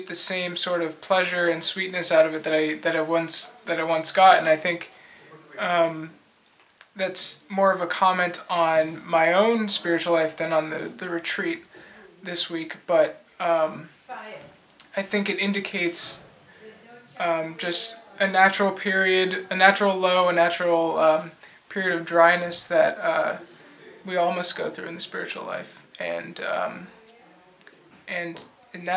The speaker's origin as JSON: {"language": "English", "country": "United States", "said": "I'm from the States. I live in Washington, D.C."}